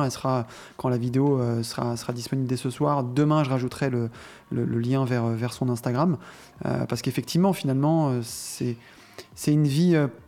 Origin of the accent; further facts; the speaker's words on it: Canada; non je suis canadienne